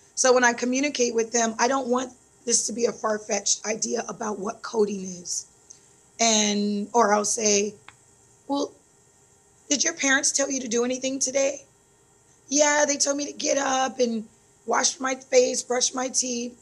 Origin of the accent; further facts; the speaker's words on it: Phoenix, Arizona, United States; moved away as an adult; also born or lived in Detroit, Michigan / Kenya; now in Vallejo, United States; born and raised in Detroit, Michigan. Um, ran over to Phoenix, Arizona, following my mom. And when I was 10, of course, I had to go with her.